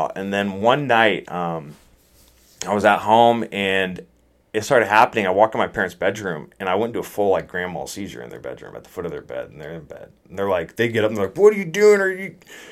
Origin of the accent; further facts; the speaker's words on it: Mill Creek, Washington, United States; also born or lived in Dallas, Texas; I grew up in Mill Creek and Evergreen